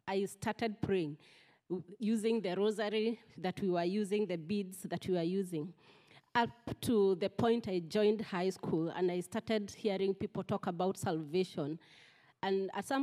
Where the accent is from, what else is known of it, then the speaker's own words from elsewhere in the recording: Central Kenya, Kenya; moved away; I come from Kenya, central part of Kenya, and I'm from a family of 20 children